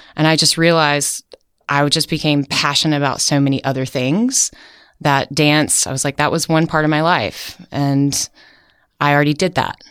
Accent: Outer Banks, North Carolina, United States; moved away as an adult; now in San Francisco, United States; I grew up on the Outer Banks

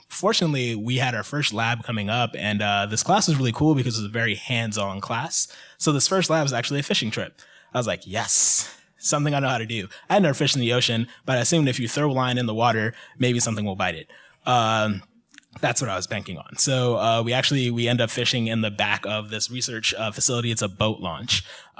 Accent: Mid-Atlantic, United States; I'm from the Mid-Atlantic as well.

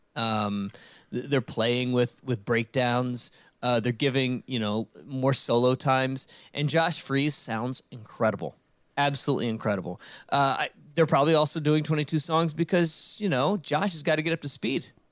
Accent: Richmond, Virginia, United States; I grew up in Richmond, Virginia

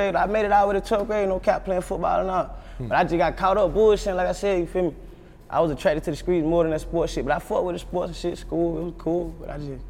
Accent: South Carolina, United States; born or raised there; also born or lived in Boston, Massachusetts; now in Atlanta, United States

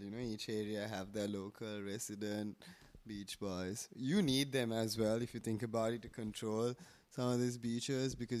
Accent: Galle, Southern Province, Sri Lanka; also born or lived in Colombo; I love Galle because it's my hometown

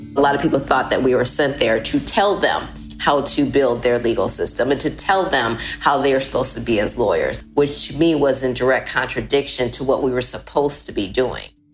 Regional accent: Milwaukee, Wisconsin, United States; my hometown of Milwaukee, Wisconsin

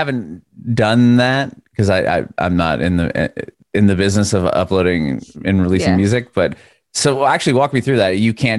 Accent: San Diego, California, United States; I just moved here a little over a year ago. My family and I moved here. I'm from San Diego.

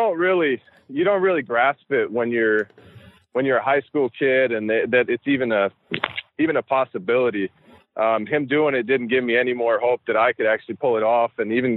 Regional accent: Walla Walla, Washington, United States; Yeah, I mean, that's the only team up here. So, yeah, huge fan.

